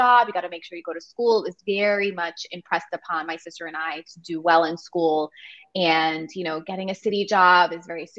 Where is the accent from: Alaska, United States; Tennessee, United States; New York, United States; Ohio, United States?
New York, United States; now in New Jersey, United States; I grew up in New York